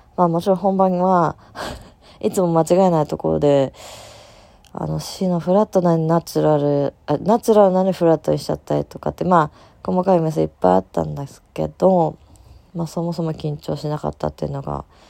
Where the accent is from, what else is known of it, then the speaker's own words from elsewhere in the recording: Tokai, Japan; うちの地元